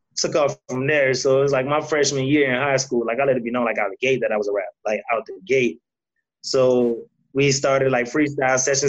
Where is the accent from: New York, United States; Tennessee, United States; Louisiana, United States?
Louisiana, United States; New Orleans; growing up in New Orleans